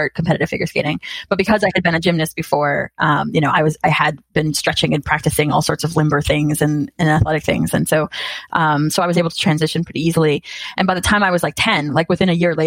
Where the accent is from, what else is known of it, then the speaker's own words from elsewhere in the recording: Massachusetts, United States; I grew up in Massachusetts